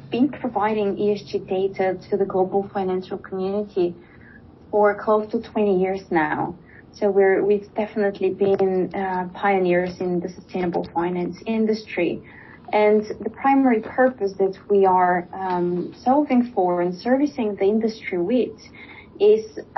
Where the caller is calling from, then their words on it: Switzerland; I'm uh, joining today from Switzerland.